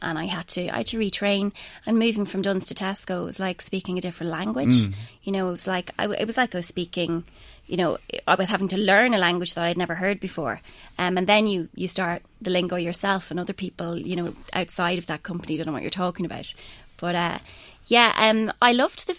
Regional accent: Blackrock, County Louth, Ireland; now in Grangerath, Ireland; I grew up in Blackrock

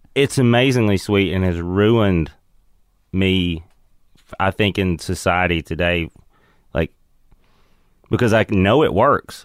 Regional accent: Crossville, Tennessee, United States; moved away; also born or lived in Seattle; Crossville, Tennessee. It's between Knoxville and Nashville. It's a little mountain town, basically.

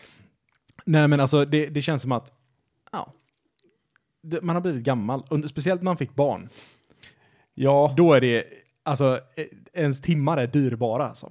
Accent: Sweden; svenskar är nationalister för att vi tycker att vi alltid är bäst på allting

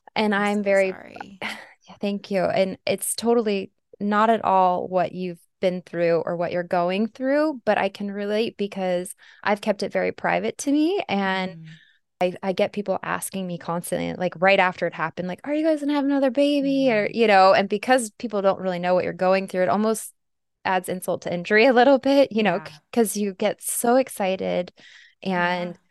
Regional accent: Arizona, United States; my home state, Arizona

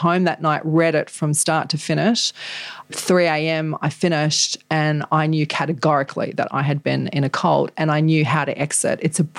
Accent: New Zealand; And I felt like I grew up in an American society because the culture that I grew up in New Zealand in that group was very American.

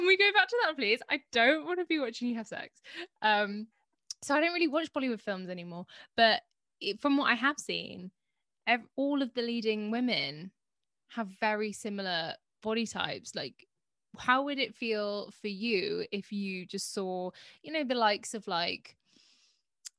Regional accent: United Kingdom; being British

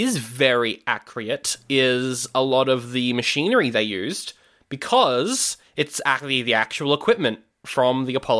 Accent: New Zealand; I'm from New Zealand, bro.

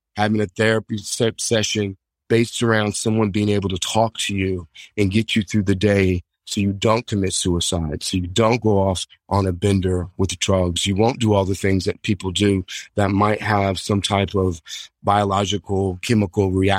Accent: Hutchinson, Kansas, United States; my hometown, Hutchinson, Kansas

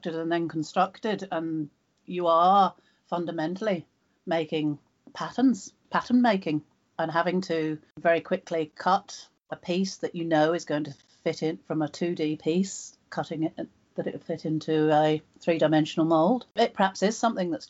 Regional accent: just outside Cambridge, East of England, United Kingdom; I was born just outside Cambridge on a farm

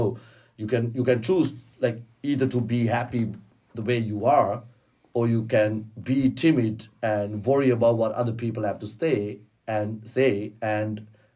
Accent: Colombo, Western Province, Sri Lanka; moved away as an adult; now in Dublin, Ireland; And I grew up in Colombo.

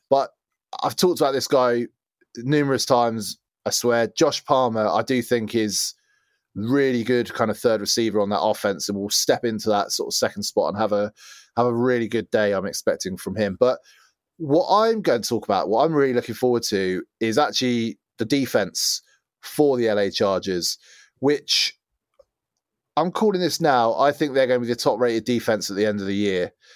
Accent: England, United Kingdom; as an English guy

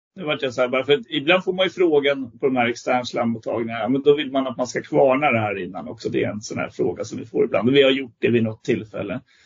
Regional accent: Västergötland, Västra Götaland, Sweden; nu är jag västgöte från början, så jag är inte smålänning

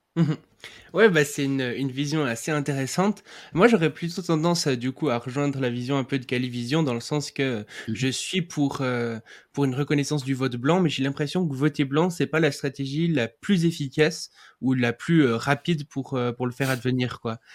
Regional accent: Switzerland; je suis suisse

